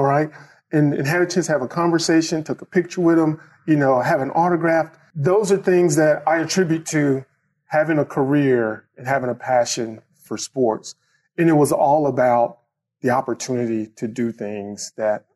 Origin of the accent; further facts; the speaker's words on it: Starkville, Mississippi, United States; moved away as an adult; also born or lived in Tuscaloosa, Alabama / Indianapolis, Indiana; now in Atlanta, United States; I grew up in Starkville, Mississippi